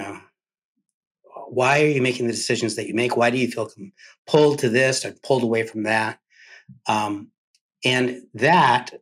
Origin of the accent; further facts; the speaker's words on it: San Diego, California, United States; moved away; also born or lived in Miami, Florida / Cuba (ancestry); that child of Cuban refugees growing up in San Diego, California, and later in Miami